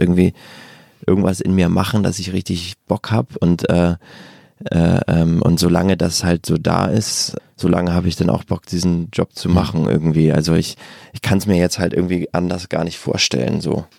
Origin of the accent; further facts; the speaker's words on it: Bargteheide, Schleswig-Holstein, Germany; bin ich zu so einem Jugendtheater in, in der Vorstadt gegangen, wo ich herkomme, in Bagdeheide